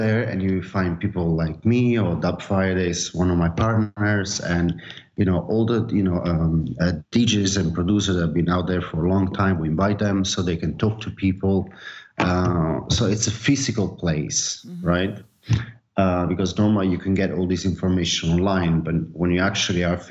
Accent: Naples, Campania, Italy; now in Barcelona, Spain; I'm from Napoli

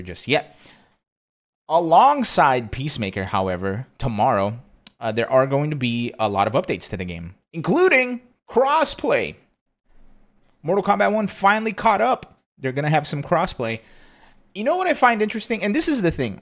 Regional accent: East Coast, United States; now in Austin, United States; I'm from the East Coast

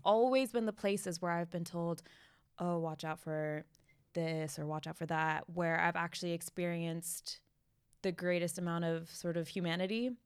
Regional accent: United States; being American

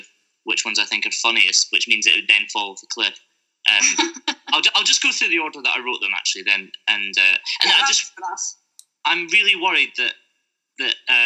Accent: Scotland, United Kingdom; moved away; I don't live there anymore

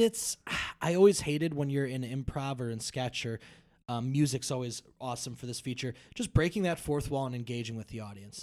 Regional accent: Brookfield, Illinois, United States; I grew up in Brookfield

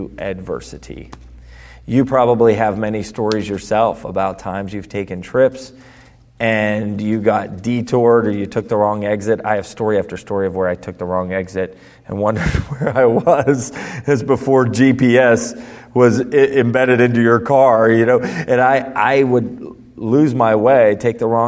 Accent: Ohio, United States; I'm from Ohio

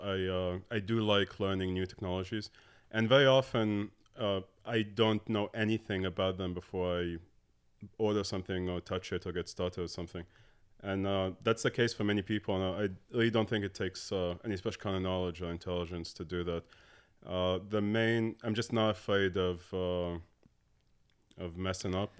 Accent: Abu Dhabi, United Arab Emirates; moved away as an adult; also born or lived in Dallas, United States / Morocco; I was born and grew up in Abu Dhabi. Uh, my family's Moroccan

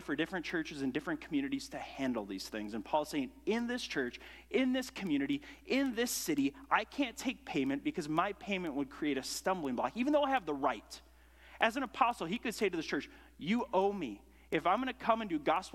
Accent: United States; I grew up in America

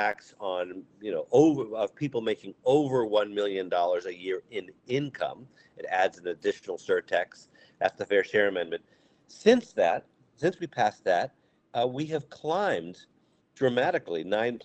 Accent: Amherst, Massachusetts, United States; I grew up in Amherst, Massachusetts, public schools

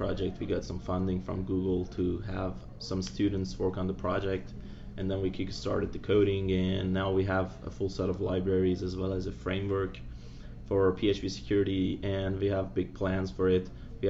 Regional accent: Iran; now in Virginia, United States; Originally, I'm from Iran, but I reside in US now in Virginia.

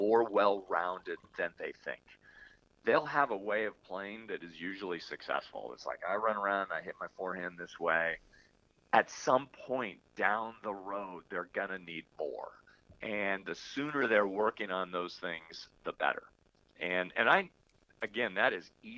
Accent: Palo Alto, California, United States; also born or lived in Los Angeles; Northern Cal where I grew up in Palo Alto

